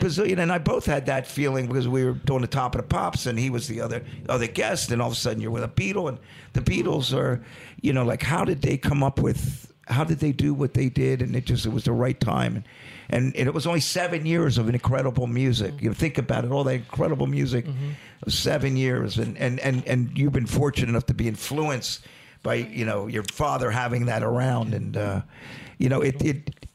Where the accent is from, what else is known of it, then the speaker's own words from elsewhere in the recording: Delaware, United States; we're from Delaware